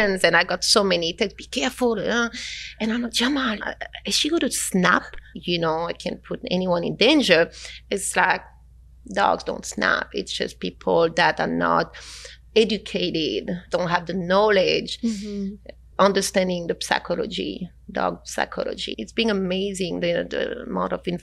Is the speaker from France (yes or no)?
yes; France; moved away; I come from France